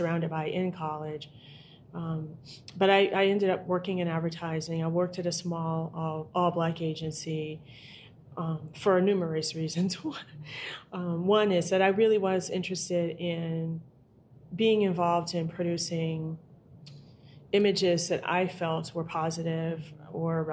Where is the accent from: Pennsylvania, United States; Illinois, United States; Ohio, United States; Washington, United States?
Illinois, United States; Chicago; I grew up in segregated Chicago in an all-Black neighborhood